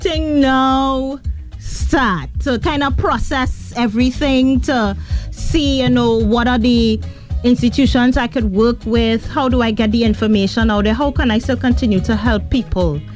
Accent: Trinidad & Tobago; where are you from? And I'd say Trinidad and Tobago.

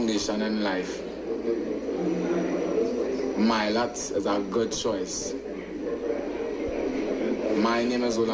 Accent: Trinidad & Tobago; I grew up in Bonnet Gardens

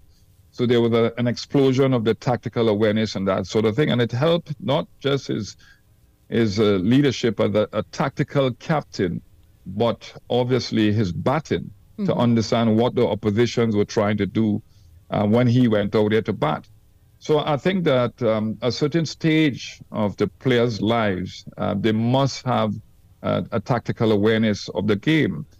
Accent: Trinidad & Tobago; I came from Trinidad where the wickets were slow and patchy

